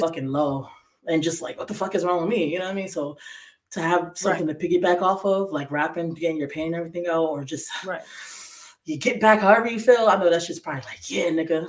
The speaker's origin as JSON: {"language": "English", "town": "Bridgeport", "region": "Connecticut", "country": "United States", "tie": "born or raised there", "also_born_or_lived": "Waterbury, Connecticut", "said": "born and raised in Bridgeport all my life"}